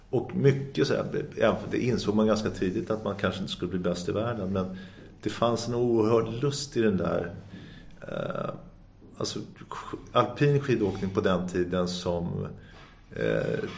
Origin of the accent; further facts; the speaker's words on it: Sundbyberg, Stockholm County, Sweden; Någonstans i där så landade jag växte jag upp till stor del i Dubo i Sundbyberg och då blev det Sundbyberg slalomklubb och det blev liksom mitt andra hem.